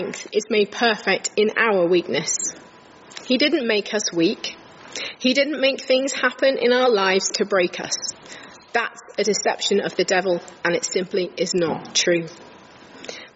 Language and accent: English; King's Lynn, East of England, United Kingdom; moved away as an adult; also born or lived in Huddersfield; I was brought up in King's Lynn in Norfolk